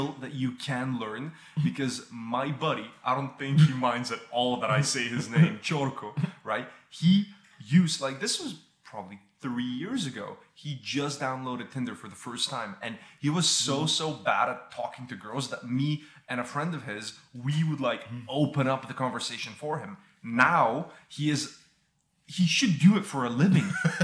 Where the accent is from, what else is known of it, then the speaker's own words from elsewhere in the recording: Bulgaria; now in United Kingdom; for me in Bulgaria